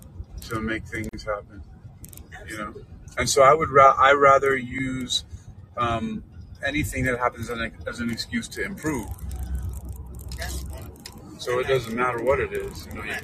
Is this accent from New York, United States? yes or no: yes; New York City, New York, United States; moved away; I'm originally from New York City.